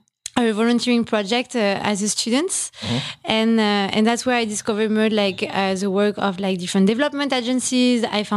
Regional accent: France; moved away as an adult; now in Philippines; In France. I'm French.

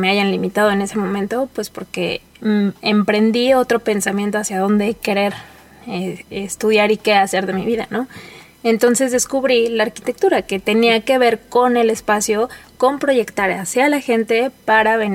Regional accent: Mexico City, Mexico; moved away as an adult; now in León, Mexico; soy de la Ciudad de México. Eh, recién me vine a vivir a León hace dos años

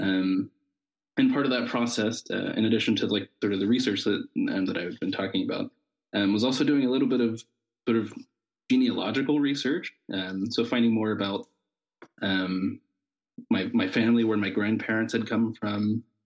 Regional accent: Southern Ohio, United States; moved away as an adult; now in Tübingen, Germany; where I'm from in Ohio is, is a part of the Appalachian region of the United States

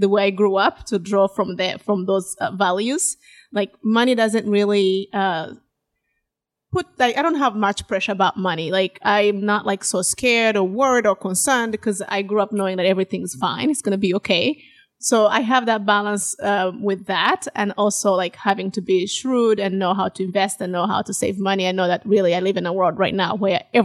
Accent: western region of Uganda, Uganda; moved away; I grew up in Uganda. I'm from Uganda, born and raised in the western region of Uganda

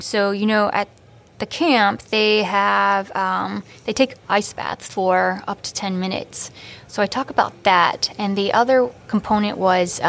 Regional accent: Maryland, United States; moved away as an adult; also born or lived in Hawaii / Cleveland; now in New York, United States; I moved from Hawaii to Maryland. I grew up in Maryland.

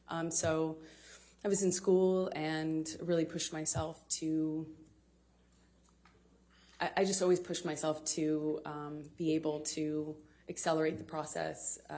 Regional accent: Manor, Texas, United States; I come from Austin, Texas, a small town outside of Austin that you probably haven't heard of. No one has. Um, it's called Manor. And uh, I was raised by my mother and my father, and I grew up with a little sister, although I have a big sister as well.

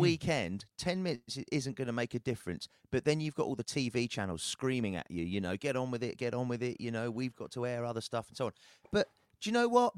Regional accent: United Kingdom; as a Brit

